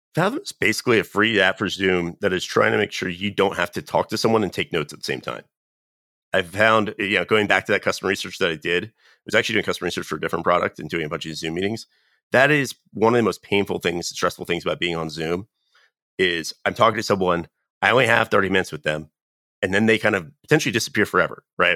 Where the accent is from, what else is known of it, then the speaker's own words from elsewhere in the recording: North Carolina, United States; moved away; I'm originally from North Carolina.